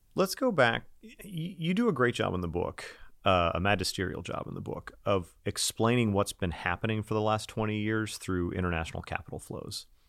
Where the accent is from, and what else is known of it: United States; accent: American